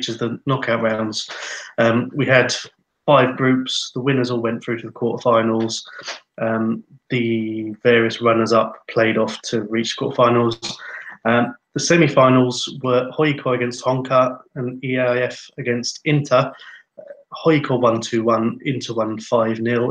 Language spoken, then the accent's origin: English; England, United Kingdom; now in Finland; me being an Englishman who remembers the cup finals of the 80s and 90s over here